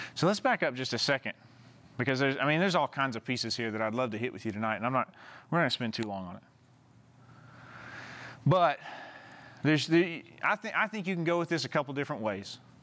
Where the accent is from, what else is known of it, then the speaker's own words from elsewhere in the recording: Southeast Arkansas, United States; moved away; my hometown, like, at a small town, uh, that I grew up in, in Southeast Arkansas